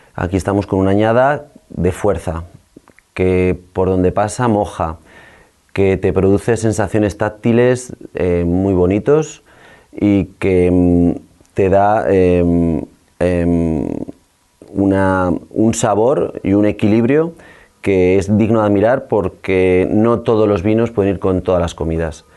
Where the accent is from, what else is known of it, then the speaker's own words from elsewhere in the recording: La Aguilera, Castile and León, Spain; soy un viñador de la Aguilera, en la Ribera del Duero, cerca de Aranda de Duero